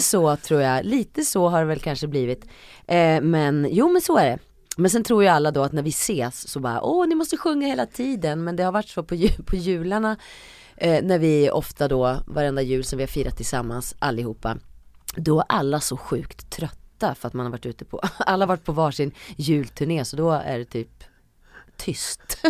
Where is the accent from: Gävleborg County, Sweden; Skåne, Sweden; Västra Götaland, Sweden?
Gävleborg County, Sweden; Hälsingland; now in Stockholm, Sweden; ville jag bara bort från Hälsingland. Jag tyckte att det var för, för litet och för inskränkt. Um, så när jag väl flyttade till Stockholm